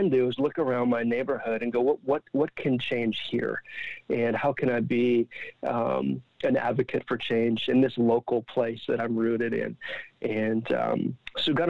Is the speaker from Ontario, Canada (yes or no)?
yes; Ottawa, Ontario, Canada; I'm from Ottawa, and we do this in Ottawa in my neighborhood every month